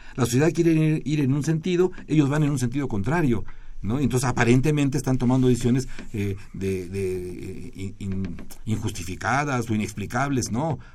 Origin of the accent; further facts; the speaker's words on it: Mexico; usamos los mexicanos